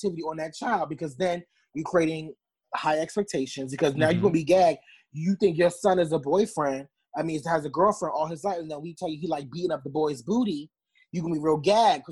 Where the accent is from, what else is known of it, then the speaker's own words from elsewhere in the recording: Newark, New Jersey, United States; also born or lived in East Orange, New Jersey; I am born and raised in Newark. You can tell I'm from there because I say Newark instead of Newark